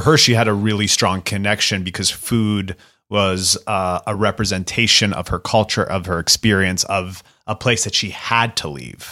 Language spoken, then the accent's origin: English; Canada; moved away; also born or lived in United States; growing up in Canada and in America